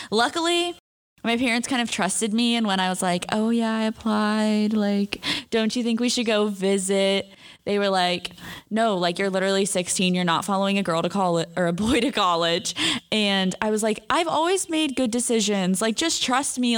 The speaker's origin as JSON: {"language": "English", "area": "just outside of San Francisco", "region": "California", "country": "United States", "also_born_or_lived": "Hermosa Beach, California", "moved": "as an adult", "said": "I'm a senior from just outside of San Francisco, California"}